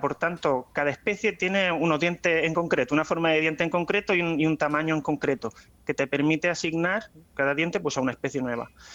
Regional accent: Águilas, Region of Murcia, Spain; moved away as an adult; now in La Plata, Argentina; soy de Águilas

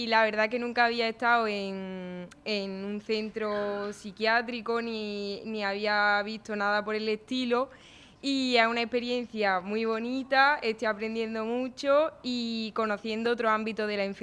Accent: Andújar, Andalusia, Spain; yo soy alumna de la UCAM, pero yo vengo desde Jaén. Ah, de, un pueblo que se llama Anduja.

